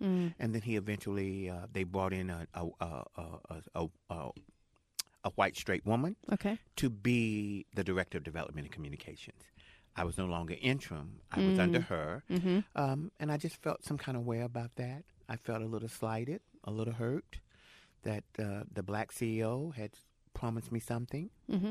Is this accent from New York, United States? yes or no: no; Jacksonville, North Carolina, United States; also born or lived in San Francisco; now in Los Angeles, United States; I'm from Jacksonville.